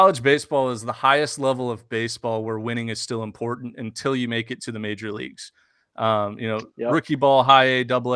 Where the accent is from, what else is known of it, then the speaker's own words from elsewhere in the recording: Houston, Texas, United States; I was born and raised in Houston, Texas